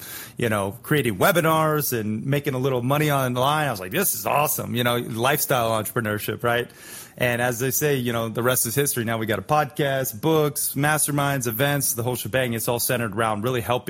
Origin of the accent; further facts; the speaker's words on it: Sarasota, Florida, United States; also born or lived in Red Lodge, Montana; Chris and I, we grew up together in Sarasota